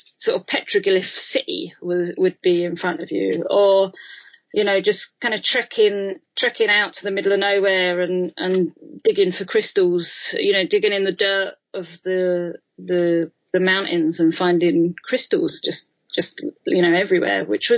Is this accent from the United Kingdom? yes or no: yes; London, United Kingdom; being a Londoner